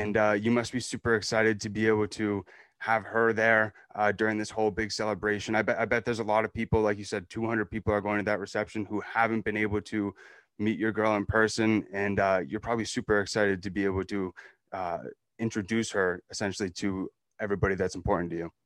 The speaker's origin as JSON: {"language": "English", "region": "New Hampshire", "country": "United States", "said": "I'm from New Hampshire"}